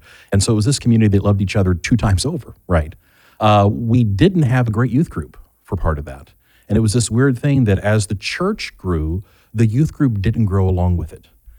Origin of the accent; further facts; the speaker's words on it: Kentucky, United States; also born or lived in Los Angeles; I lived in Los Angeles. Really, when people ask, where are you from? I'm a Kentuckian.